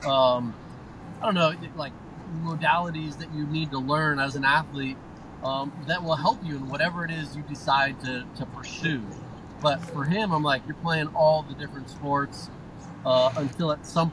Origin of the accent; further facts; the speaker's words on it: Hawaii, United States; moved away as an adult; born and raised in Hawaii.